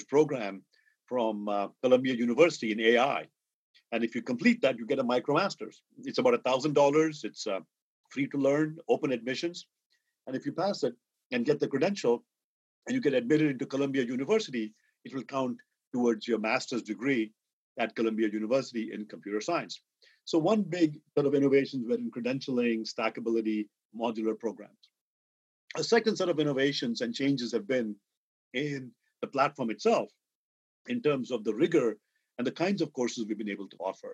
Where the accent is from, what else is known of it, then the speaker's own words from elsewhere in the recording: India; moved away; I grew up in India. I went to IIT Madras as an undergraduate.